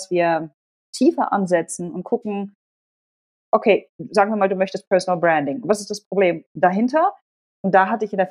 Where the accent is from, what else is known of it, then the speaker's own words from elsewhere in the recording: Germany; first language Polish; Ich bin in Deutschland geboren, bin dort zur Schule gegangen oder Kindergarten und so weiter und so fort und habe bis zum Kindergarten nur Polnisch gesprochen und bin polnisch sozialisiert worden